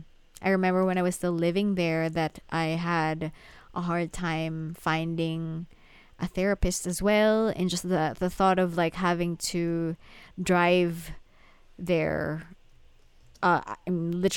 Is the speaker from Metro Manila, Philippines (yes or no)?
yes; Manila, Metro Manila, Philippines; English is a second language; because I am a Filipino, right? I grew up in Manila, and Manila, the Philippines, has a lot of like Western influence